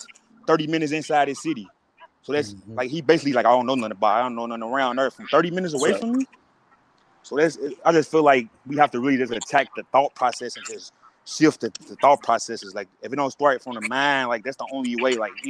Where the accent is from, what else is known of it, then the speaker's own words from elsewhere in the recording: St. Louis, Missouri, United States; I'm from St. Louis, and I grew up like that.